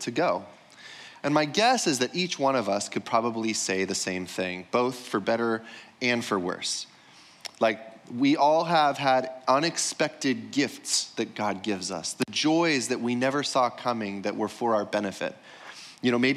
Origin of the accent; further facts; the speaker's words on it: United States; growing up in America